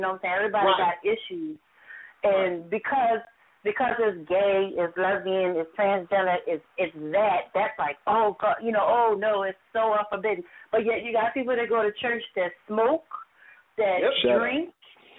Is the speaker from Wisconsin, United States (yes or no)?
no; Glen Burnie, Maryland, United States; from Anne Arundel County. I'm from a very small city called Glen Burnie. The capital of Maryland is Annapolis. Annapolis is the city.